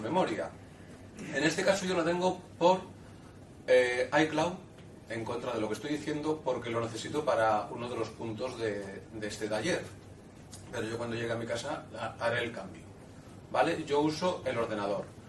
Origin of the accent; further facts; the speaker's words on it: Seville, Andalusia, Spain; soy de Sevilla